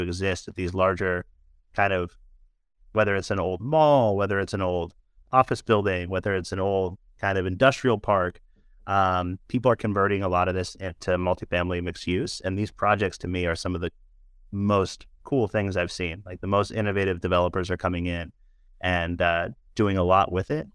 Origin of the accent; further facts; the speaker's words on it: San Francisco, California, United States; being born and raised in San Francisco